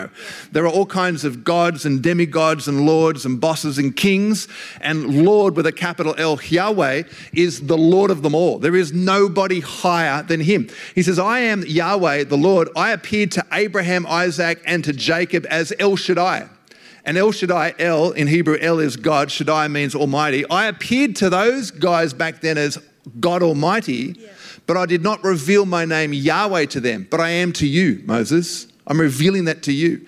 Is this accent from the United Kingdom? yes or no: no; Australia; being Australian